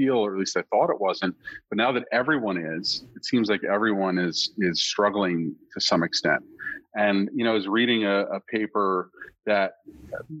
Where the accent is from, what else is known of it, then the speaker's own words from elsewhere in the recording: United States; also born or lived in New Jersey; I'm technically from the Northeast Philadelphia suburbs